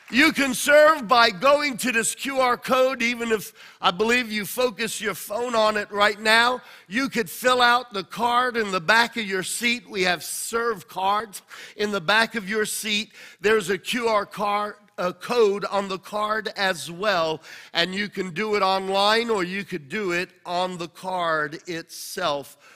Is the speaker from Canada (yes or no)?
no; Australia; moved away as an adult; now in United States; When God told me to pioneer the church, I came from Australia uh, via New York.